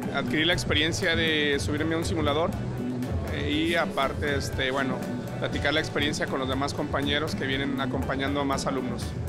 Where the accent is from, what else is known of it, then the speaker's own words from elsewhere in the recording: Mexico; Todos somos trabajadores mexicanos